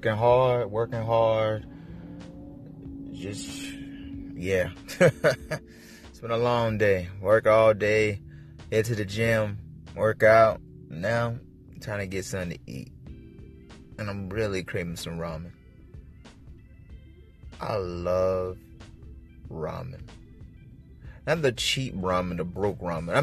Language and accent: English; South Carolina, United States; moved away; I'm from South Carolina